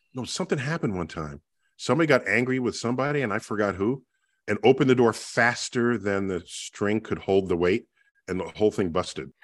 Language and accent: English; New York City, New York, United States; growing up in the Bronx